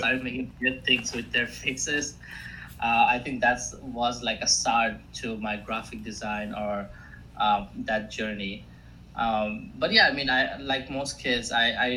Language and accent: English; India; first language Assamese; English is a second language; also born or lived in Greenville, South Carolina, United States; now in Boston, United States; I'm from India originally. Right now I'm between Boston